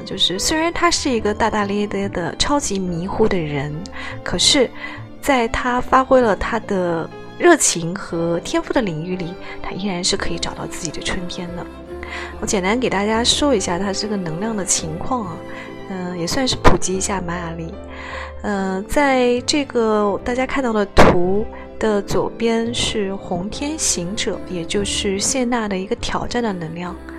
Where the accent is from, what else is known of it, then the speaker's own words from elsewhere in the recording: China; 在我们大陆这边